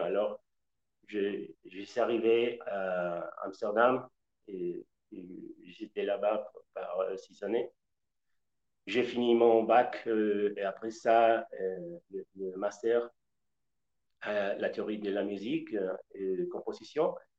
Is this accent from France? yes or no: no; west-central Mexico, Mexico; French is a second language; moved away; je suis originaire du centre-ouest du Mexique